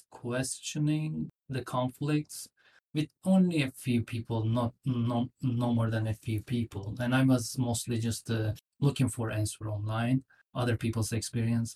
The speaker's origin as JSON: {"language": "English", "country": "Turkey", "tie": "born or raised there", "also_born_or_lived": "Nashville, United States", "moved": "as an adult", "lives_now": "United States", "said": "I'm from Turkey. I grew up in Turkey. I came to the United States about 17, 18 years ago."}